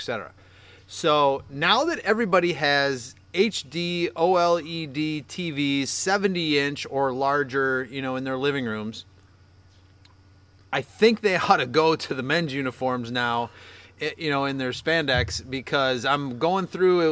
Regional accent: United States; I'm American.

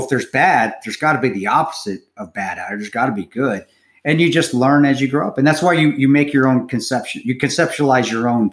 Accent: Utah, United States; I grew up in Utah

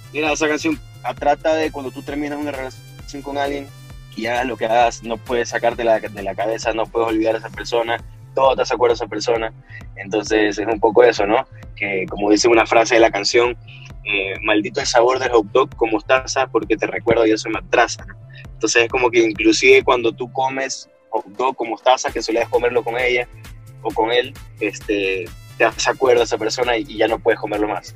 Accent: Guayaquil, Guayas, Ecuador; somos de Ecuador, éramos de Ecuador, bueno, y ahora solo, como te digo, solo quedo yo pero de Guayaquil

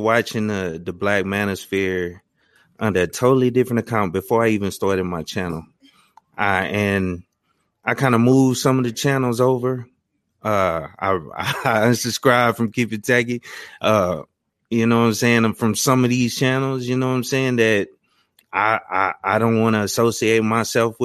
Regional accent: Louisiana, United States; where I grew up in Louisiana

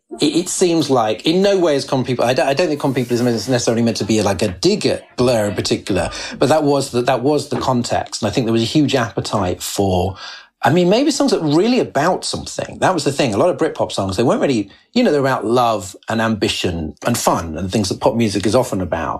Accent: United Kingdom; as a British hip hop fan

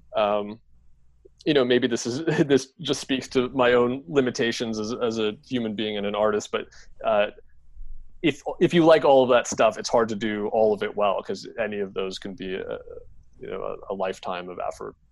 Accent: Canada; my identity as a Canadian

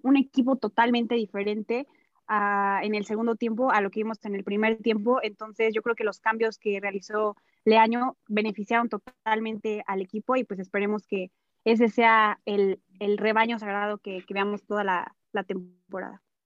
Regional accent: Morelia, Michoacán, Mexico; yo soy de Morelia

